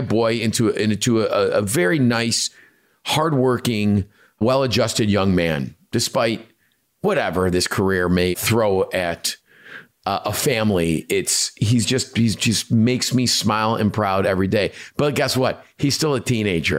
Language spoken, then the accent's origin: English; Chicago, Illinois, United States; us being Chicagoans, Italian